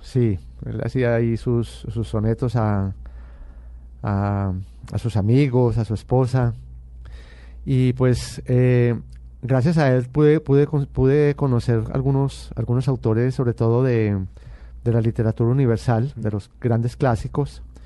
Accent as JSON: {"language": "Spanish", "town": "Medellín", "region": "Antioquia", "country": "Colombia", "tie": "born or raised there", "said": "yo nací en Medellín y pertenezco a, una familia paisa muy tradicional"}